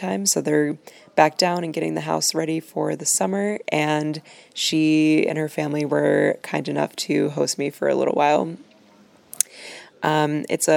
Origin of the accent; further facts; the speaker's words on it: Chicago, Illinois, United States; I'm from Chicago